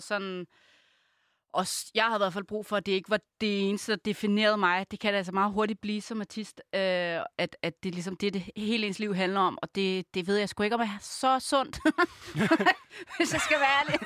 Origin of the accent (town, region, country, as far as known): Copenhagen, Capital Region of Denmark, Denmark; born or raised there